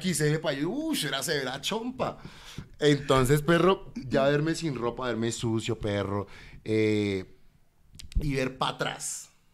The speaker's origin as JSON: {"language": "Spanish", "town": "Bogotá", "region": "Bogotá Capital District", "country": "Colombia", "tie": "born or raised there", "also_born_or_lived": "Cartagena, Colombia / Buenos Aires, Argentina", "said": "mi, barrio que es el modelo donde yo siempre crecí, desde los nueve años que le digo que llegué de Argentina"}